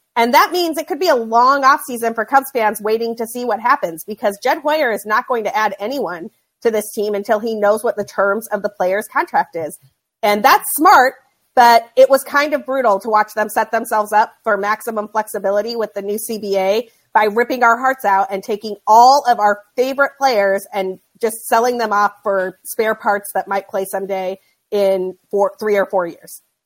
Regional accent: Utah, United States; moved away; I grew up in Utah

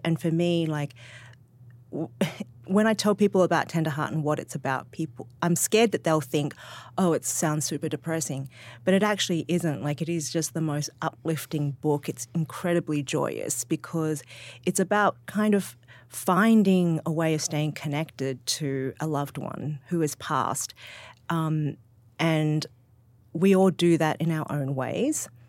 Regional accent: Sydney, New South Wales, Australia; moved away; I'm from Sydney.

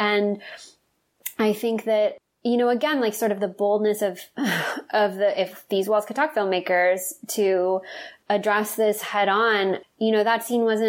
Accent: the South, United States; And I think that it's something that certainly as a young woman, again, growing up in the South and who was not, out of the closet for a long time

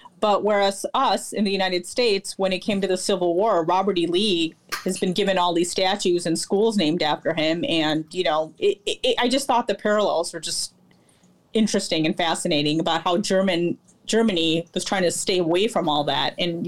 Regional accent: India; because I'm Indian and I'm, have been to India, I know a little bit about the caste system.

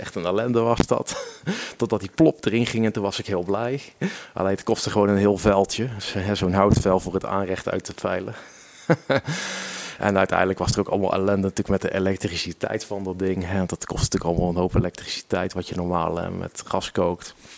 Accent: Utrecht, Netherlands; moved away as an adult; now in Ede, Netherlands; ik kom officieel uit Utrecht, Utrecht binnenstad. Alleen ik woon nu alweer acht jaar met plezier in Ede

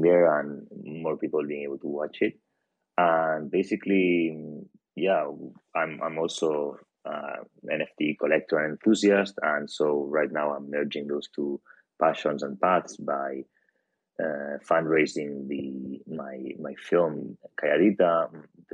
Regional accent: Barcelona, Catalonia, Spain; now in London, United Kingdom; I'm a filmmaker from Barcelona, Spain.

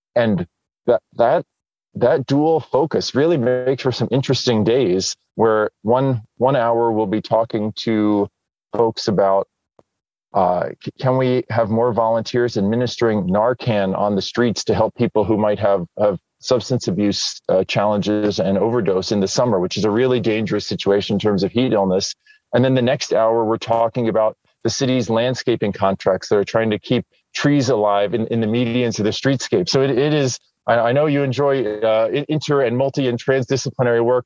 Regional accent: New Jersey, United States; I grew up in New Jersey

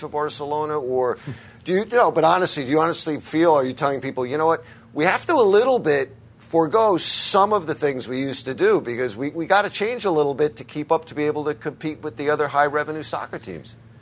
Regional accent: United States; as an American following it from overseas

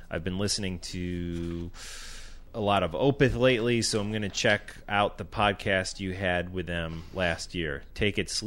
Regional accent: Florida, United States; Growing up in South Florida, I was well aware of death and the impact they made on the metal scene.

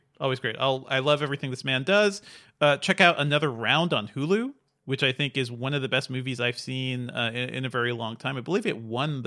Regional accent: New England, United States; moved away; growing up in New England

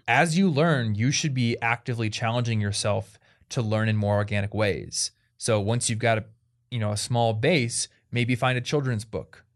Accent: United States; first language English; I'm an American

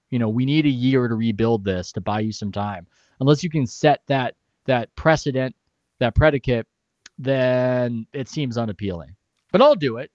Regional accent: San Diego, California, United States; I'm from San Diego

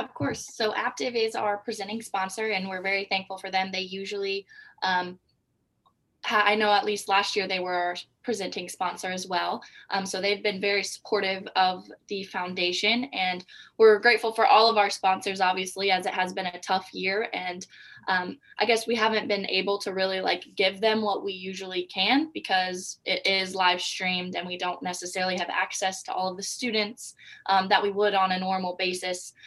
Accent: Anderson, Indiana, United States; I'm from Anderson, Indiana.

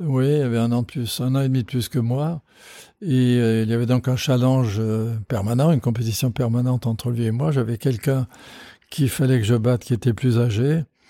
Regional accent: Strasbourg, Grand Est, France; Je suis originaire de Strasbourg

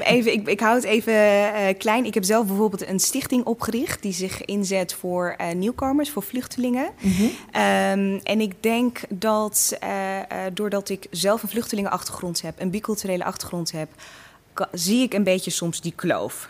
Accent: Assen, Drenthe, Netherlands; also born or lived in Eritrea / Veendam; in Assen ehm, ja, ben ik gewoon helemaal opgegroeid

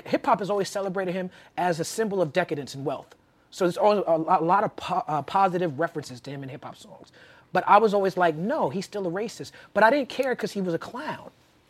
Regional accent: New York City, New York, United States; me being a black kid growing up in Brooklyn

